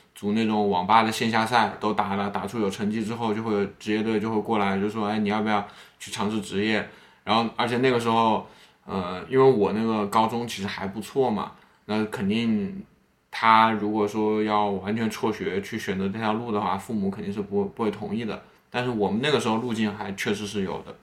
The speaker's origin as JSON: {"language": "Chinese", "town": "Wuhan", "region": "Hubei", "country": "China", "said": "你像我是武汉人嘛"}